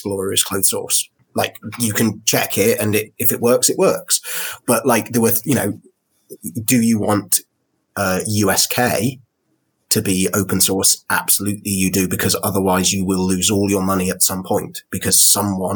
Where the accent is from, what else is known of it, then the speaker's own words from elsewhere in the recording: United Kingdom; as a Brit, because like every British polite bone in my body